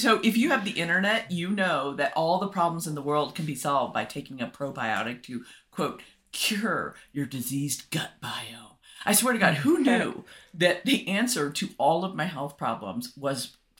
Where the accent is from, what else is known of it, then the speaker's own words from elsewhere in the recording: United States; More is better. I'm an American. Like, more is better.